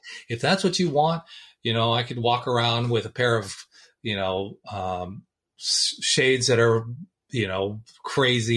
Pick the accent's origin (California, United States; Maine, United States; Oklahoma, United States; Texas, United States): California, United States; Los Angeles; I was born in Hollywood, California